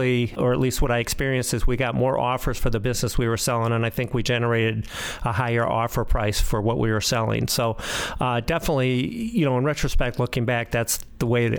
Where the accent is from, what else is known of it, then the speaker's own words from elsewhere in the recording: Midwest, United States; I grew up in the Midwest